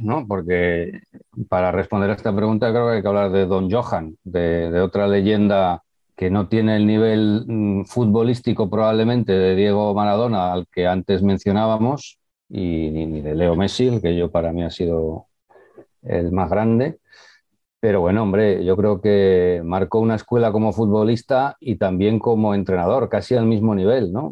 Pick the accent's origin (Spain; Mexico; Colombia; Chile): Spain; Valladolid, Castile and León; yo soy un chaval de Valladolid